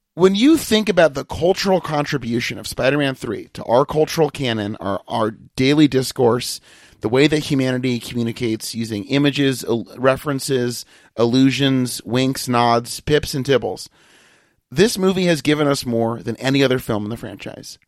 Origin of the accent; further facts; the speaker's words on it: Massachusetts, United States; I'm from Massachusetts